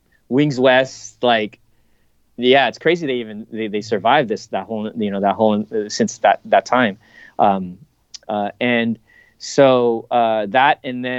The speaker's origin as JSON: {"language": "English", "country": "Japan", "tie": "born or raised there", "said": "those kinds of things I grew up with in Japan. And I remember watching those as a kid"}